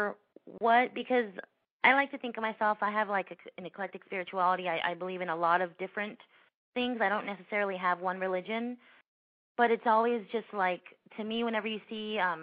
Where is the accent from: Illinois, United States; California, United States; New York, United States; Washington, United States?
California, United States; Los Angeles; now in Orange County, United States; I grew up in the San Fernando Valley, which is a little bit away from Los Angeles. I'm in Orange County now